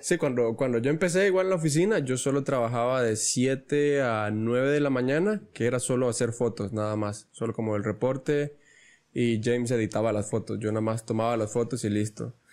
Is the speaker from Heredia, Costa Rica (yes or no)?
no; Ostional, Guanacaste, Costa Rica; yo vengo de Ostional y hasta guiones pues está lejos.